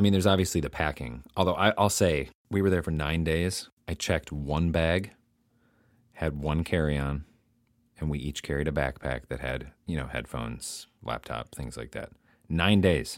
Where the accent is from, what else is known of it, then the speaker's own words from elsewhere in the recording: United States; the American in Amsterdam